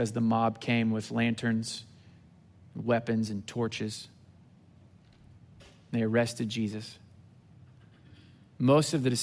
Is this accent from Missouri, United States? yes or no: yes; Southwest Missouri, United States; moved away as an adult; now in Houston, United States; I grew up in Southwest Missouri